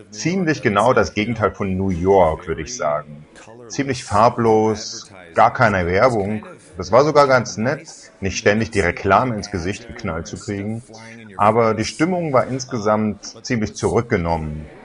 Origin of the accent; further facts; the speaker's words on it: East Germany, Germany; Als Ostdeutscher weiß ich, dass … in der DDR eine riesige Fanbasis hatte, obwohl ihre Platten da nicht mehr erhältlich waren.